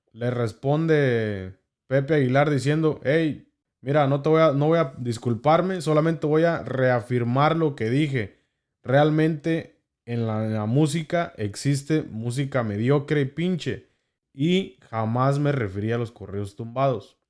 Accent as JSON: {"language": "Spanish", "country": "Mexico", "said": "como mexicanos eh, tenemos en nuestra cultura"}